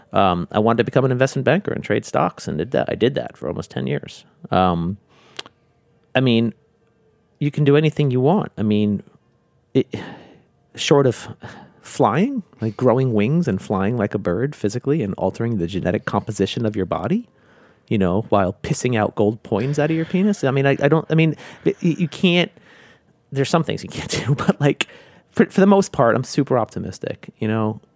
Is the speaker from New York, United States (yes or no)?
yes; New York, United States; moved away as an adult; also born or lived in Hong Kong / China; even though I'm from New York, I was new to New York